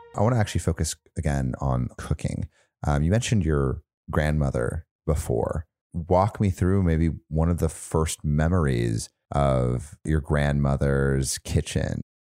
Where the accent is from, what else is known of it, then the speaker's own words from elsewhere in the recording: United States; as American